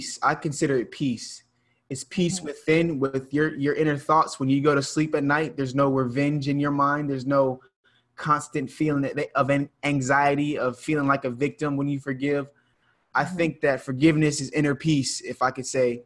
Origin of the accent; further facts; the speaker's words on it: Charleston, South Carolina, United States; here in my hometown of Charleston, South Carolina